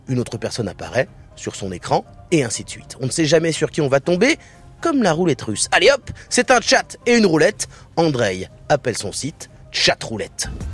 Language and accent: French; France; chez nous en France